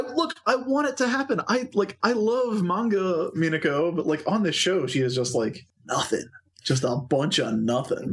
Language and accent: English; United States; we're American